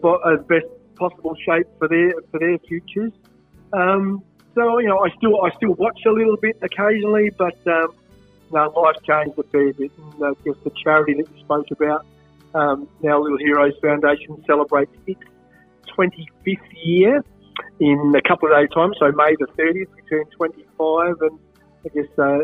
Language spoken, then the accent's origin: English; Adelaide, South Australia, Australia; Born and bred in Marino, so just a little bit, a couple of suburbs down from Brighton